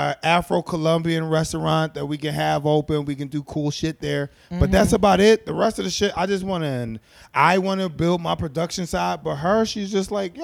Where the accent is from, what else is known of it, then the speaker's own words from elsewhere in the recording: Philadelphia, Pennsylvania, United States; growing up in Philly, a lot of the places that my foster parents were frequent were black-owned by couples.